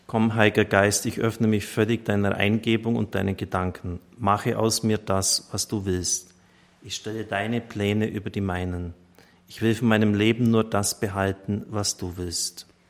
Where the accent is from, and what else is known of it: Germany